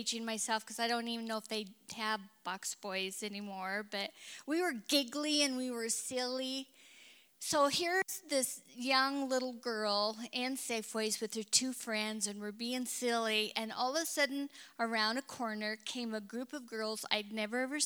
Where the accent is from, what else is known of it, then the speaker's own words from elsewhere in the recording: Kellogg, Idaho, United States; I was born and raised in Kellogg, Idaho, which was kind of a rough little mining town.